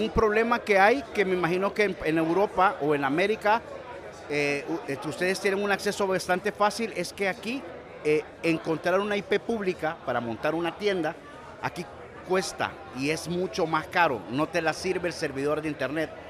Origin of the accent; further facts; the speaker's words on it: El Salvador; solo soy un humilde salvadoreño